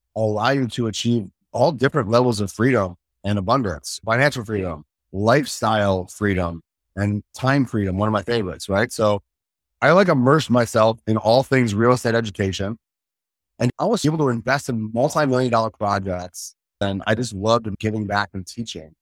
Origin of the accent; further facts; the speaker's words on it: Chicago, Illinois, United States; I grew up in Chicago.